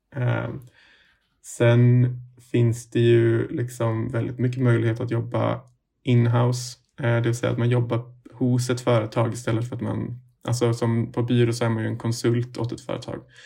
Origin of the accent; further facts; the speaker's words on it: Umeå, Västerbotten County, Sweden; moved away as an adult; now in Stockholm, Sweden; jag kommer egentligen från eh, Umeå